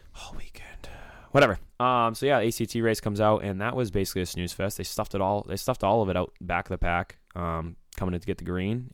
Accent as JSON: {"language": "English", "region": "Maine", "country": "United States", "said": "we're from Maine"}